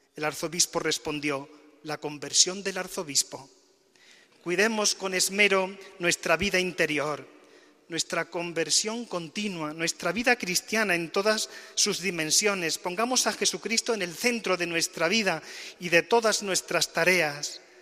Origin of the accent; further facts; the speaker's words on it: La Rambla, Andalusia, Spain; moved away as an adult; also born or lived in Córdoba; now in Alcalá de Henares, Spain; mi pueblo, de la Rambla